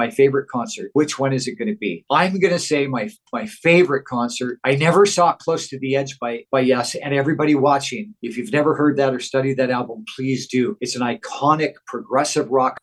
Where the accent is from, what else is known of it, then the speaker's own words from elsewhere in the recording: Auburn, Washington, United States; moved away as an adult; also born or lived in Seattle, United States / Los Angeles, United States; now in Las Vegas, United States; I was born and raised in Auburn